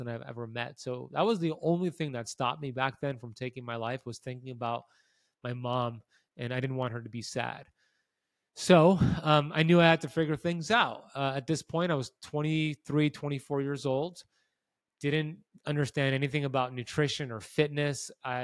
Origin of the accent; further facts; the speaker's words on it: United States; I grew up here in America, and I ate a standard American diet